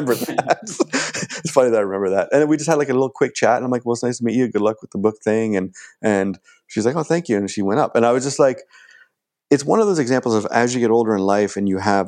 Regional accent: Ontario, Canada; moved away as an adult; also born or lived in Los Angeles / Toronto; now in Vancouver, Canada

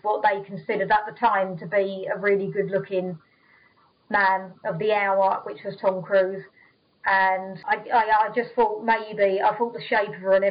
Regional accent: London, United Kingdom; I was born in London, and I was born opposite Big Ben.

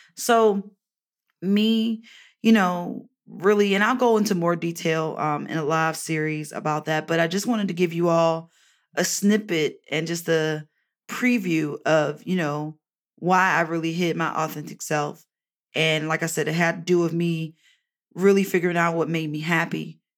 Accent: Baltimore, Maryland, United States; moved away; visit my family in Baltimore, my hometown

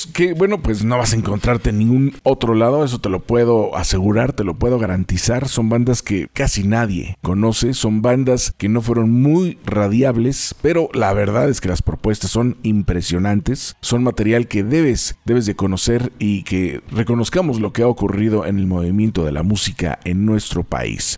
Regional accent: Mexico; en nuestro país, en nuestro bello México

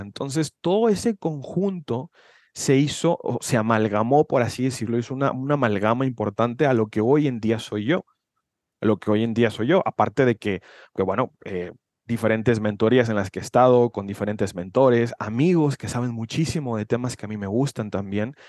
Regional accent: Guadalajara, Jalisco, Mexico; soy de Guadalajara, Jalisco, México

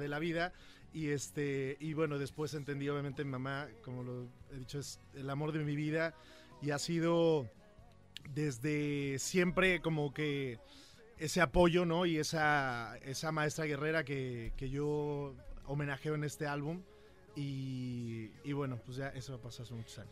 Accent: Huamantla, Tlaxcala, Mexico; Yo vengo de Tlaxcala, como lo hablamos, de un pueblo pequeño que se llama Huamantla, y crecí ahí

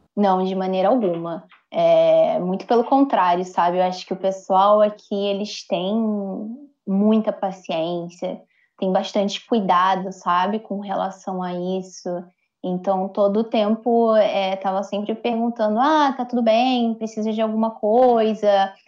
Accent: Brazil; Eu, sendo brasileira

